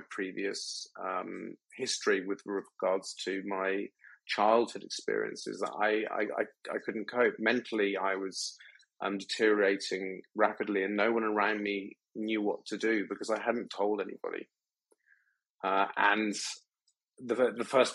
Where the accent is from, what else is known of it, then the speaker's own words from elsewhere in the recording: United Kingdom; moved away; also born or lived in Thailand; being British